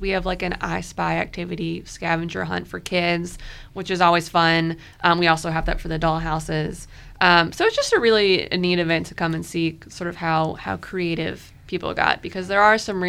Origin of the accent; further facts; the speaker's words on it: Richmond, Virginia, United States; I grew up in Richmond.